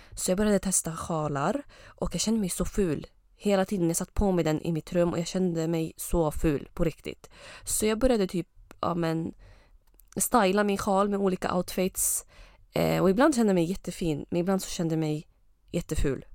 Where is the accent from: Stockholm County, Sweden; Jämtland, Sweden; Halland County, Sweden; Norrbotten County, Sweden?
Jämtland, Sweden; Östersund; also born or lived in Lebanon / Uppsala; jag har ursprung från Libanon men jag kom till Sverige när jag var typ ett och ett halvt eller två år. Eh, och eh, sen dess så har jag bott i, vad heter det, Östersund